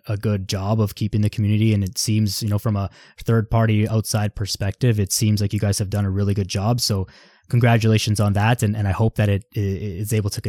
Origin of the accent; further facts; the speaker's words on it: Vaughan, Ontario, Canada; I'm from Vaughan, grew up there in high school, all my friends and whatever, all there